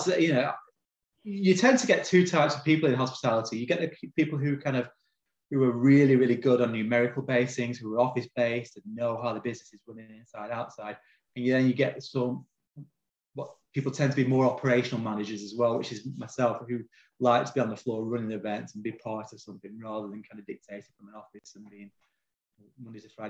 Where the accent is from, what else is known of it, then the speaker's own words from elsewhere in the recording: Longridge, North West England, United Kingdom; Longridge, you know, my hometown.